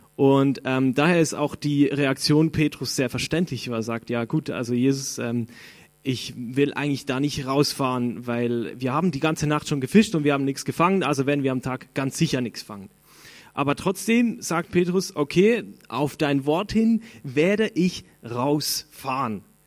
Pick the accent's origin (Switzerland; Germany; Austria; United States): Switzerland; Ich bin Schweizer